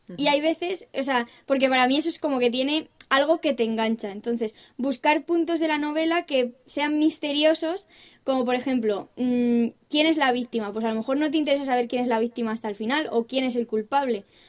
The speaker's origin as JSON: {"language": "Spanish", "region": "Castilla-La Mancha", "country": "Spain"}